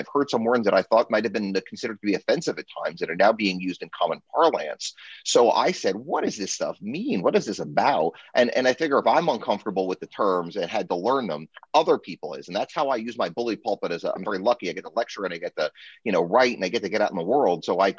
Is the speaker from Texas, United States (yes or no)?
no; New Jersey, United States; I'm a lawyer from New Jersey.